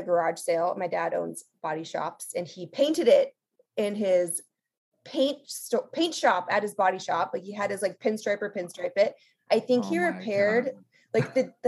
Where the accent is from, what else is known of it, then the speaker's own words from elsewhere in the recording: Los Angeles, California, United States; born and raised in Los Angeles